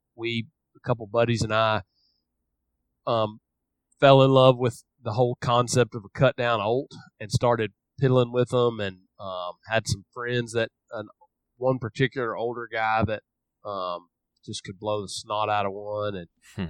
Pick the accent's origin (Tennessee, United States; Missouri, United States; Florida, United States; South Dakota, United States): Tennessee, United States; Memphis; I grew up in Memphis, Tennessee